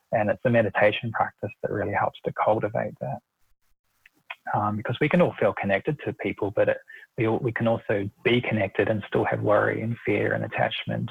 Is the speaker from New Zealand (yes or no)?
yes; New Zealand; moved away as an adult; now in Australia; I'm originally from New Zealand and I moved to Australia in 2001